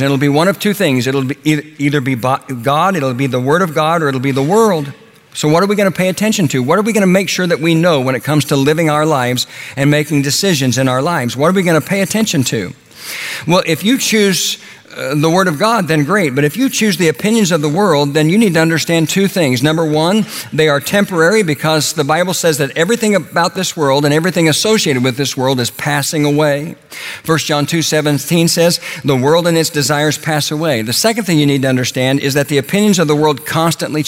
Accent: Oklahoma, United States; When I was a boy growing up in Oklahoma

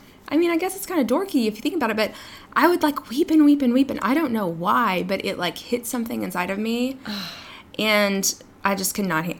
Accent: New York, United States; I don't know why I turned into like, you know, I'm a New Yorker. She's from Texas, but I was like, Mom, I don't know.

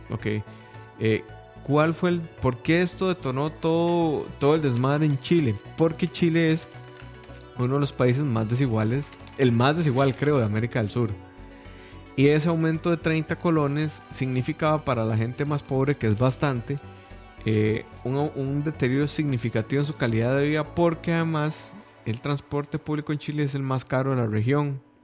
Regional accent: Costa Rica; como tico

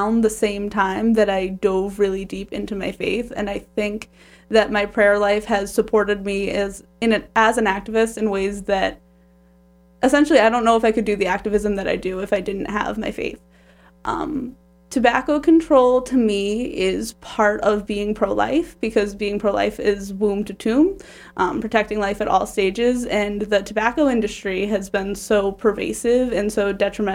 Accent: Holbrook, Massachusetts, United States; I'm from Holbrook

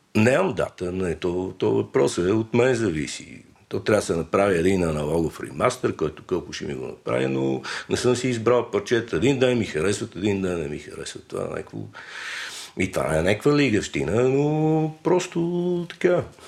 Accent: Sofia, Sofia City, Bulgaria; съм роден на Раковска 145

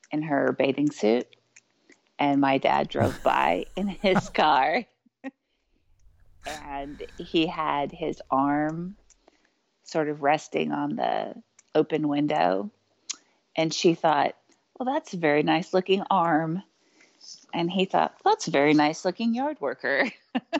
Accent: Spring Hill, Kansas, United States; In Spring Hill, Kansas.

